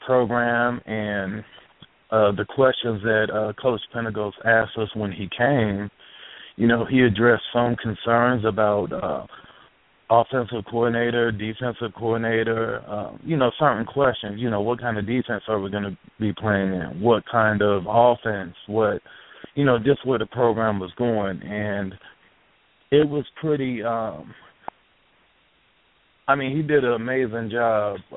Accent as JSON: {"language": "English", "town": "Detroit", "region": "Michigan", "country": "United States", "moved": "yes", "said": "I'm actually from the Midwest, from Detroit."}